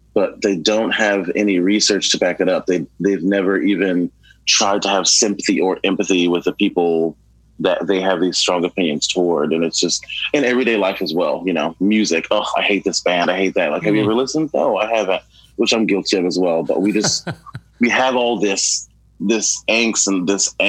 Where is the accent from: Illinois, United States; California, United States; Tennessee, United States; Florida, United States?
Illinois, United States; Chicago; I was born on the South Side and is a project complex that is no longer existence right now. It's called Stateway Gardens